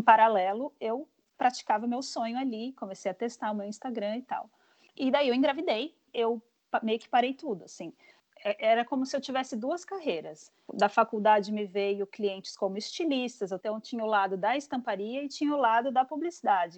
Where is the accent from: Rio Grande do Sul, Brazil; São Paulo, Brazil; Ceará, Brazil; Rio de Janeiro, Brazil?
São Paulo, Brazil; moved away as an adult; also born or lived in Chicago; now in United States; eu também sou de São Paulo